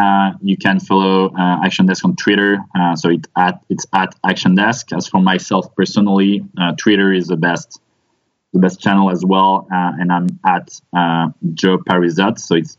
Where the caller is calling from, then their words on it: Paris, Île-de-France, France; So we're based in Paris. In France.